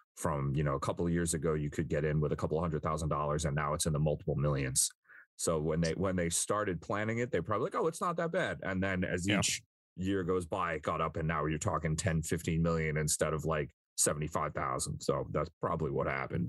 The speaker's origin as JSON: {"language": "English", "area": "Long Island", "region": "New York", "country": "United States", "tie": "born or raised there", "said": "I grew up on Long Island where every uh, most people are absolutely fervent New York Islander fans"}